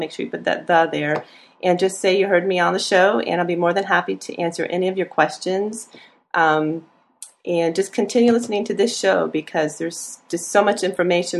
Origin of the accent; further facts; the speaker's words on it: Annapolis, Maryland, United States; now in Gainesville, United States; I'm from Annapolis